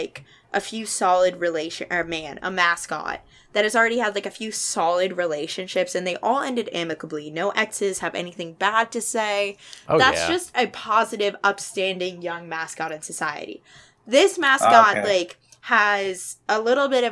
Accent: Chicago, Illinois, United States; I'm from Chicago

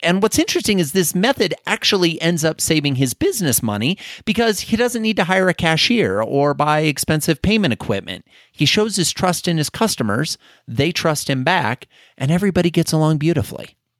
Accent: Iowa, United States; being an Iowa farm kid, or at least growing up in Iowa

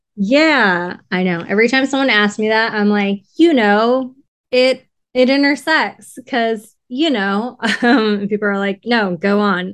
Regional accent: Riverside, California, United States; now in Los Angeles, United States; I'm from, I'm from Riverside, um, and my mom was born in Los Angeles

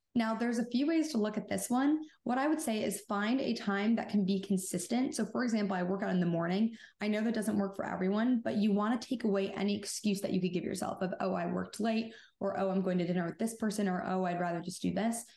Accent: Michigan, United States; I'm 26 and I'm from Michigan

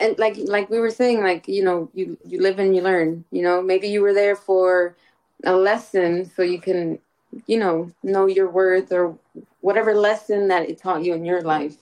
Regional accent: New York City, New York, United States; I'm from Castle Hill.

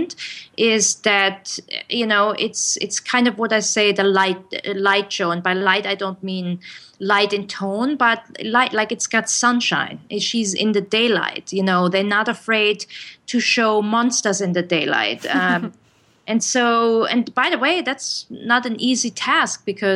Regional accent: Germany; English is a second language; now in United States; I grew up in Germany

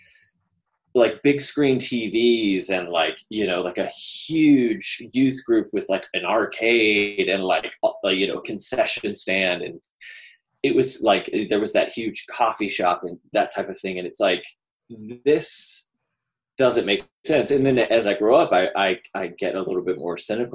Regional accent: Dallas, Texas, United States; I grew up in Dallas-Fort Worth in a church that was kind of progressive.

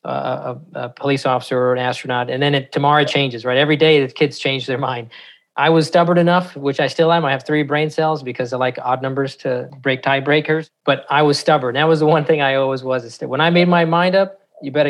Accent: San Francisco, California, United States; grew up in not the best part of San Francisco

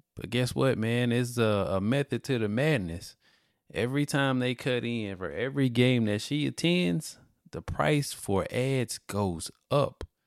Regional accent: Mobile, Alabama, United States; I'm from Alabama, Mobile, Alabama, the birthplace of Mardi Gras

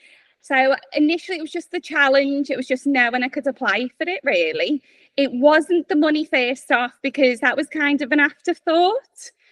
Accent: Liverpool, North West England, United Kingdom; accent: Scouse; as you can tell, I'm from Liverpool. I grew up in Highton.

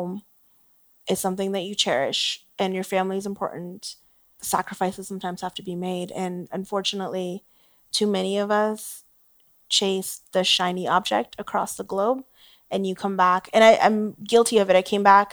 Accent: Canada; as a Canadian

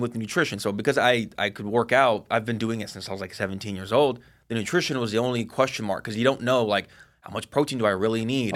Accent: Seattle, Washington, United States; also born or lived in Bellevue, Washington / Monroe, Washington; born and raised in Seattle

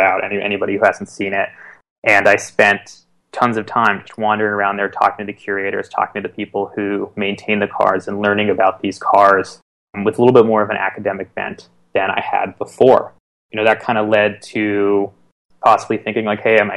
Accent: East Bay, San Francisco Bay Area, California, United States; I grew up in the East Bay of San Francisco Bay Area

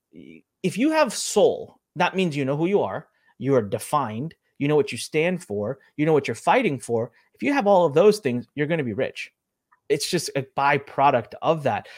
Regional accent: India; I'm from India, I'm Indian

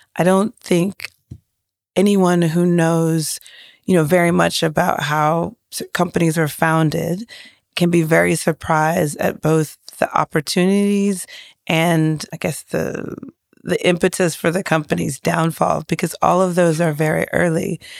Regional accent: Nigeria; as a Nigerian

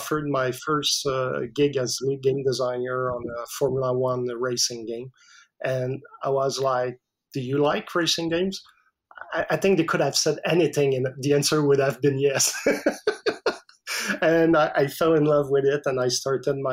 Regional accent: Canada; English is a second language; I didn't speak English at all. I'm French Canadian, so, and my English was like zero to none.

